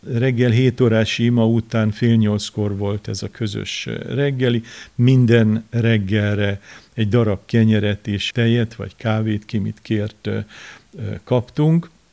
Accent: Kazincbarcika, Borsod-Abaúj-Zemplén, Hungary; Én Kazinc Barcikán nőttem fel az akkori kor szocialista városában

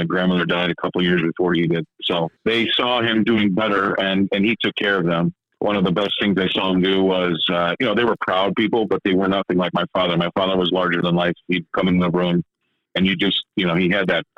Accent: Chicago, Illinois, United States; moved away as an adult; also born or lived in Des Moines, Iowa / Lake Minnetonka / London; we grew up in Chicago, went to high school in Chicago

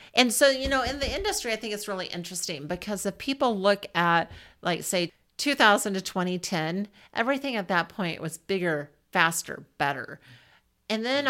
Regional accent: Southwest Iowa, United States; also born or lived in Ames, Iowa / Des Moines, Iowa; I grew up in Southwest Iowa

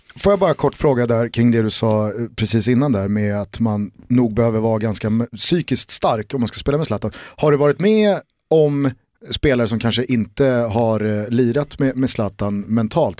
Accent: Stockholm, Stockholm County, Sweden; som stockholmare

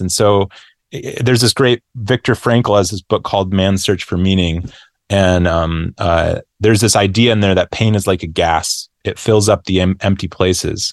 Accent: Grand Rapids, Michigan, United States; moved away; I moved back to, uh, um, my hometown or my home, yeah, my hometown of Grand Rapids

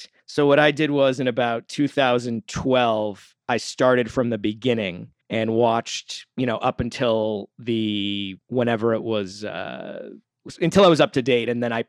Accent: Massachusetts, United States; I'm from the Boston area.

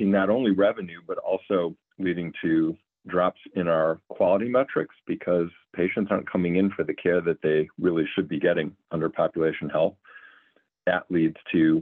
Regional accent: Cleveland, Ohio, United States; moved away as an adult; also born or lived in Rhode Island / Louisiana / California; moved my family back to Cleveland, where I was born and raised

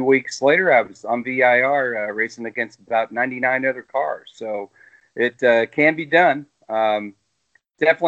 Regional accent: Indianapolis, Indiana, United States; I grew up in Indianapolis

